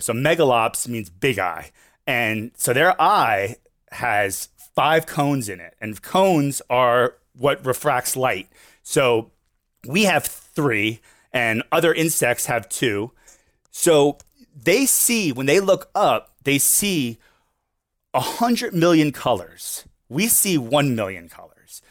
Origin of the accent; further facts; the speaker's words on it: Fort Lauderdale, Florida, United States; Born and raised here in my, uh, South Florida, Fort Lauderdale